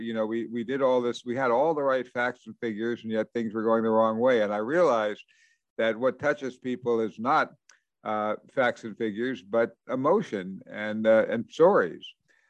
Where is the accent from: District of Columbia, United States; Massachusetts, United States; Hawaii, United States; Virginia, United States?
District of Columbia, United States; Washington; I grew up in Washington, D.C.